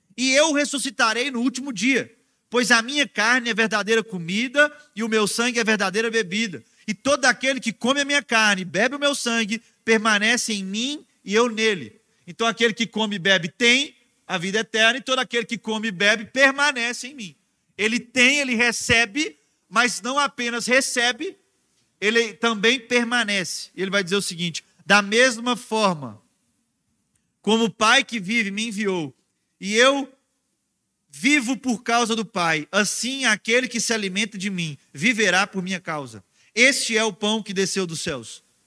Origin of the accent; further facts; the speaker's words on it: Minas Gerais, Brazil; moved away; a gente estava em Minas Gerais, ah, na minha terra, né? Na casa da minha família